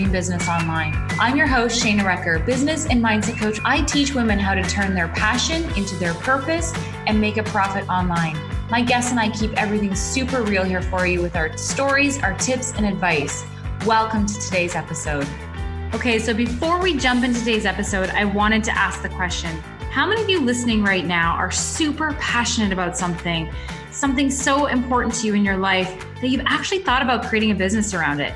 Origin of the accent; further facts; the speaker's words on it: London, Ontario, Canada; my hometown, London, Ontario